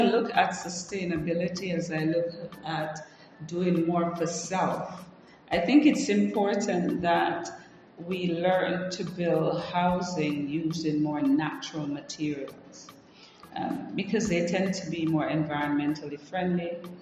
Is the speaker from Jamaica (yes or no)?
yes; Jamaica; now in Africa; I grew up in Jamaica